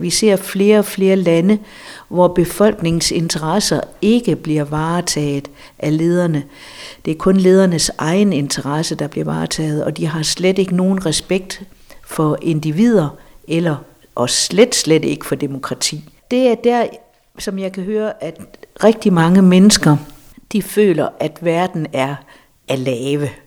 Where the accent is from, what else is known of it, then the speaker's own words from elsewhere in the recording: Denmark; vi som danskere